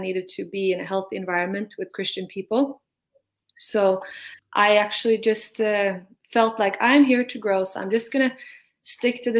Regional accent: Norway; I'm from Norway

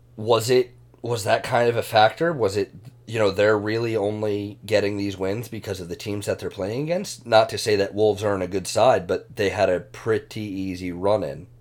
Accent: United States; being an American Arsenal fan

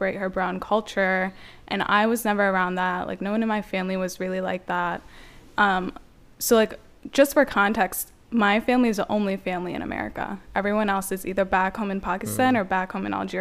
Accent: Maryland, United States; I was born and raised here in Maryland. And I live in the county, in Baltimore County

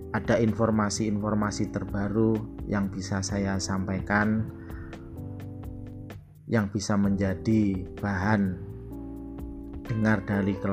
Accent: Java, Indonesia; now in Amurang, Indonesia; asli dari Jawa, namun sekarang ini tinggal di Amurang, Minahasa Selatan, Sulawesi Utara.

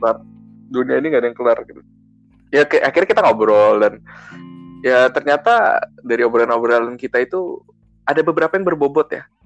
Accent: Jakarta, Indonesia; gua orang Jakarta, gua tinggal di daerah Jakarta Barat, Tomang tepatnya

